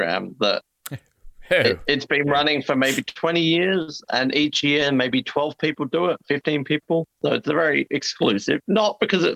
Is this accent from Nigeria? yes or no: no; Tasmania, Australia; also born or lived in Daegu, Korea; we're also from Tasmania